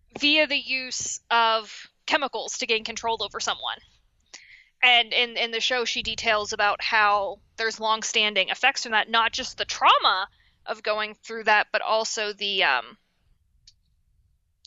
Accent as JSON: {"language": "English", "town": "Washington", "region": "Pennsylvania", "country": "United States", "said": "I'm from Washington, Pennsylvania, which mm-hmm. is right outside Pittsburgh"}